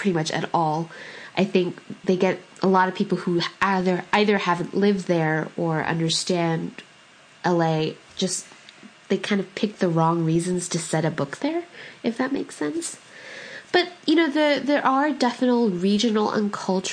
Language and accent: English; California, United States; the Italian food that I grew up with out in California